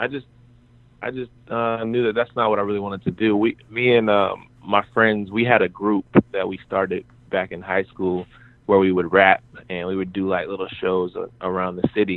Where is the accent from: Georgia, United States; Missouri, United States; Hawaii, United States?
Georgia, United States; Warner Robins; also born or lived in North Dakota; it started in a place called Warner Robins, Georgia, which is like a military town